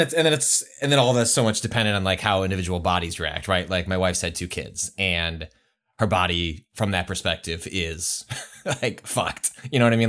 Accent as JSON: {"language": "English", "region": "Midwest", "country": "United States", "tie": "born or raised there", "said": "I've been conditioned growing up in the Midwest"}